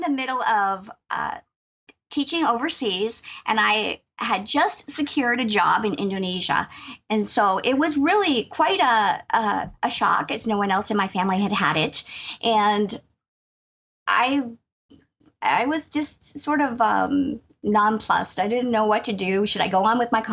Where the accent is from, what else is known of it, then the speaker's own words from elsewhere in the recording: Erie, Pennsylvania, United States; moved away as an adult; I'm from Erie, Pennsylvania, Northwest Pennsylvania, and I grew up here. I live in my childhood home